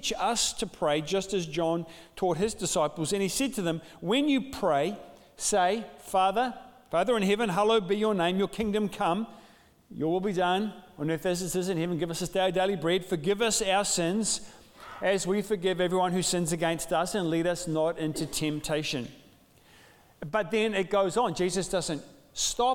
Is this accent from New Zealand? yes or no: yes; New Zealand; also born or lived in Dunedin, New Zealand; a Kiwi father